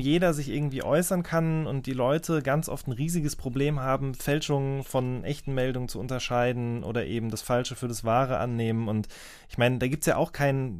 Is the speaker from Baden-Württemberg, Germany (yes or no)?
no; North Rhine-Westphalia, Germany; ich komme ja auch aus NRW